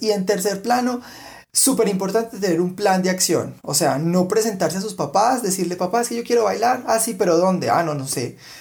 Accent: Colombia; en Colombia tenemos

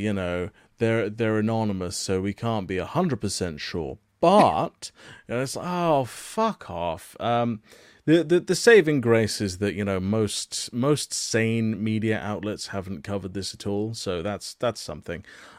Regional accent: United Kingdom; I'm British

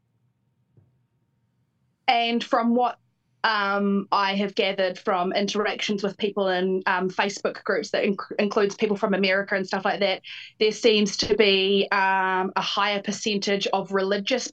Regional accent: New Zealand; I am from Aotearoa, New Zealand.

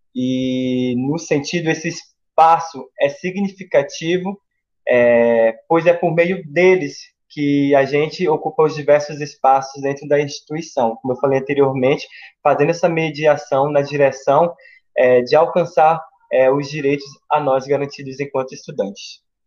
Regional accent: Pará, Brazil; now in Goiás, Brazil; sou do Pará e vim para Goiás, né, para a UFG

